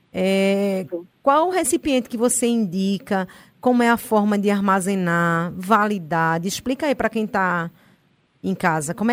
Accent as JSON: {"language": "Portuguese", "region": "Northeast Region", "country": "Brazil", "said": "E a gente é nordestina é bucho cheio, né?"}